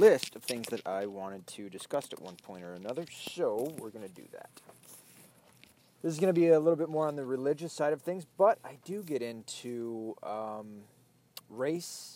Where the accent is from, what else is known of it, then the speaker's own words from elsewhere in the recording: the Bible Belt of the South, United States; grew up in the Bible Belt of the South